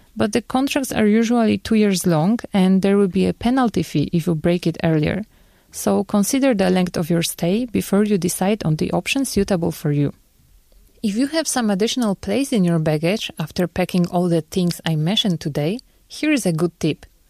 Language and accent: English; Poland; now in South Korea; my home country, Poland